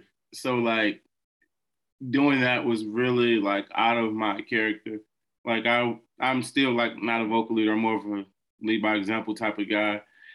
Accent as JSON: {"language": "English", "town": "Detroit", "region": "Michigan", "country": "United States", "said": "I'm from Detroit"}